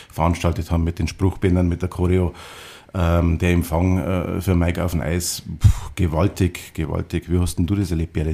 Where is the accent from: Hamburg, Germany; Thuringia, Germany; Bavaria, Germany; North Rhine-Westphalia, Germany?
Bavaria, Germany; Füssen; born there; Füssen spielt in meinem Leben eine große Rolle, weil... Es ist meine Geburtsstadt.